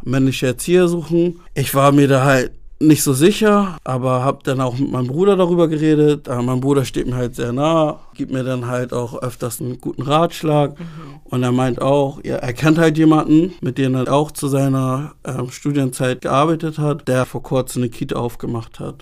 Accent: Hamburg, Germany; Ich bin in Hamburg geboren, habe aber ghanaische Wurzeln

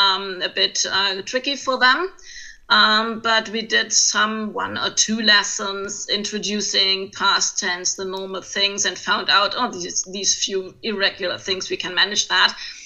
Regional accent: Mayen, Rhineland-Palatinate, Germany; English is a second language; moved away as an adult; also born or lived in Trier; now in Kaiserslautern, Germany; originally, I'm from Mayen, a little town near Koblenz.

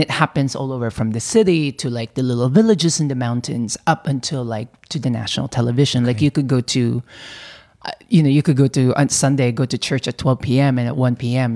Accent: Philippines; also born or lived in California; now in New York, United States; I was, you know, born and raised in the Philippines

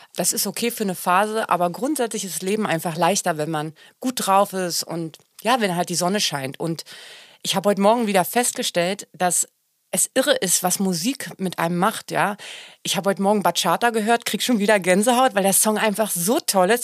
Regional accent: Germany; ich bin ja Deutsche und ich kann sehr gut Deutsch singen.

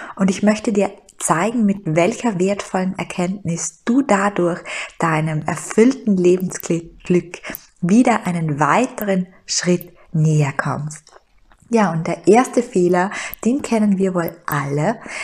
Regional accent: Styria, Austria; moved away as an adult; now in Vienna, Austria; ich hatte einen wunderbaren Job in der Steiermark, ich hatte eine Traumwohnung in meiner Heimat, und ich bin nach Wien gegangen

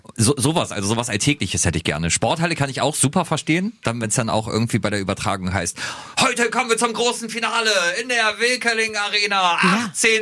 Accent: Germany; als Deutscher

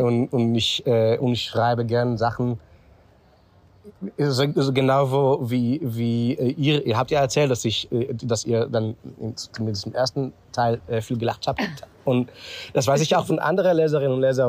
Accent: Israel; German is a second language; moved away as an adult; also born or lived in Vienna, Austria / Tel Aviv, Israel; now in Berlin, Germany; ich wurde in Israel geboren, 1974 und habe äh, drei Jahre, so zwischen äh, äh, 12 und 15, habe ich äh, mit meinen Eltern, äh, so die ganze, ist die ganze Familie für drei Jahre nach Wien gefahren.

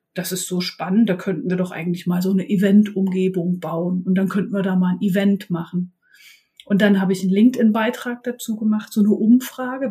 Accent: eastern Germany, Germany; now in Bremen, Germany; Bin ursprünglich aber aus dem wilden Osten

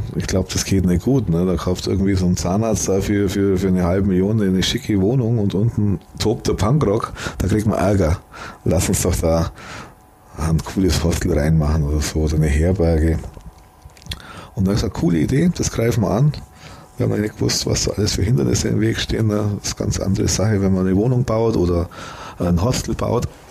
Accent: Germany; Wenn man halt immer hier in, in Deutschland wohnt, dann sieht man es immer als, als, als Deutscher

